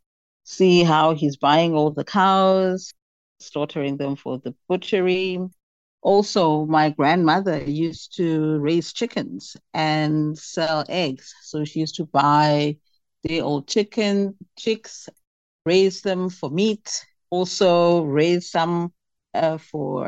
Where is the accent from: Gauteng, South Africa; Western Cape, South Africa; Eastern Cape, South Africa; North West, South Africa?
Eastern Cape, South Africa; Port St. Johns; I come from Port St. John's in the Transkei, the old Transkei. It is now the Eastern Cape.